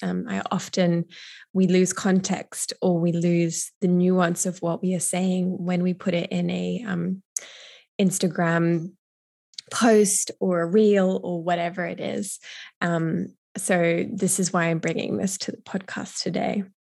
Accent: Brisbane, Queensland, Australia; my hometown of Brisbane

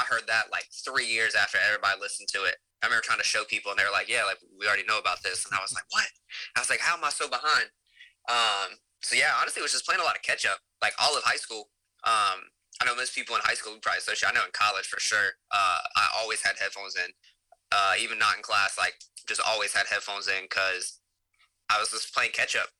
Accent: Davie County, near Winston-Salem, North Carolina, United States; moved away as an adult; now in Raleigh, United States; I grew up in Davie County, right outside of Winston, but super small town, real country.

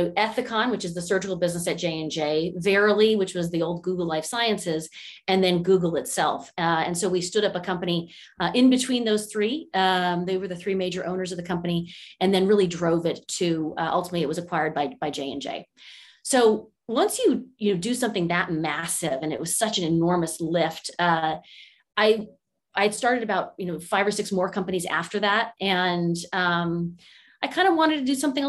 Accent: California, United States; also born or lived in Monterey, California / Washington, District of Columbia, United States; I was born and raised here in California, which is, I'm fairly one of the rare natives to the state

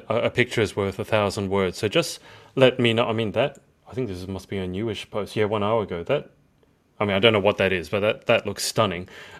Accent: Australia; obviously being Asian, but I was born and bred here, so in every way I'm Australian.

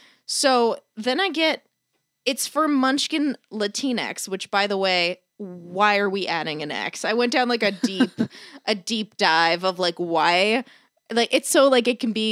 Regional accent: East Coast, United States; I'm from the East Coast.

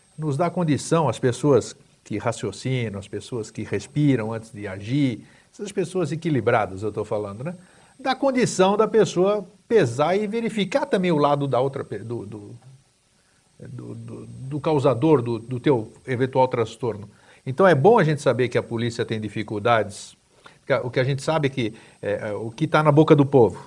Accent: São Paulo, Brazil; now in Santa Catarina, Brazil; eu morei em São Paulo, cresci em São Paulo, vim para cá em 88

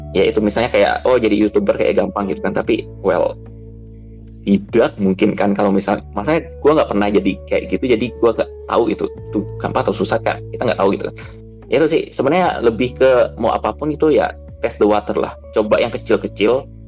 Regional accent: Bangka Belitung Islands, Indonesia; now in Jakarta, Indonesia; gua tuh besarnya di Bangka

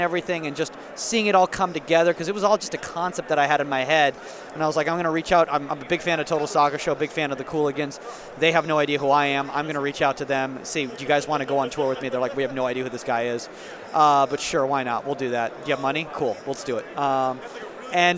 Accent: United States; as a kid growing up in the United States

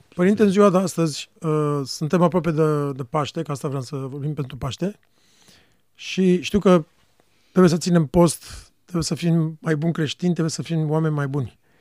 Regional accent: Romania; pentru noi ca români

